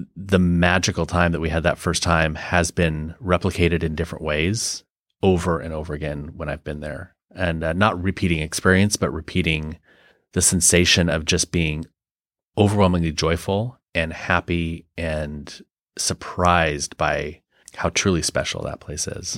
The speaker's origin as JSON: {"language": "English", "country": "United States", "said": "as an American"}